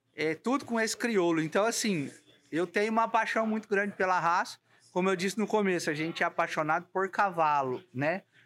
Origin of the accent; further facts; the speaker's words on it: São Paulo, Brazil; eu sou do estado de São Paulo